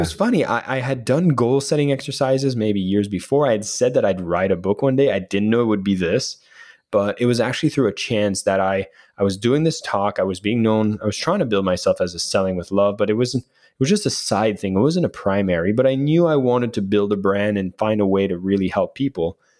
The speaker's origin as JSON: {"language": "English", "country": "Canada", "said": "we're Canadian"}